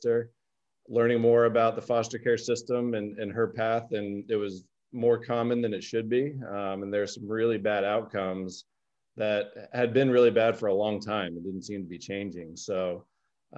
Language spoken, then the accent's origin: English; Orlando, Florida, United States; I was born and raised in Orlando, Florida